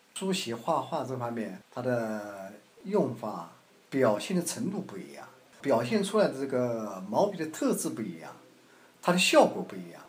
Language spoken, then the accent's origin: Chinese; Xuancheng, Anhui, China; also born or lived in Shanghai; 我的家乡在宣城，安徽宣城